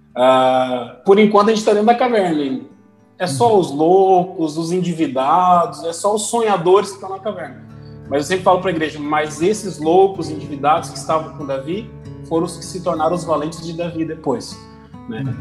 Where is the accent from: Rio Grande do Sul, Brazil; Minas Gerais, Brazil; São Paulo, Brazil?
Rio Grande do Sul, Brazil; Gaúcho; eu que sou gaúcho